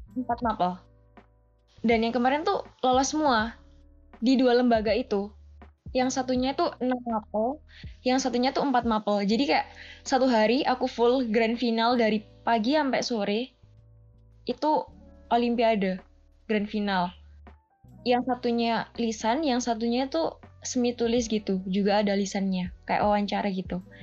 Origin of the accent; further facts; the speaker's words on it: Pasuruan, East Java, Indonesia; Aku berasal dari Pasuruan, Jawa Timur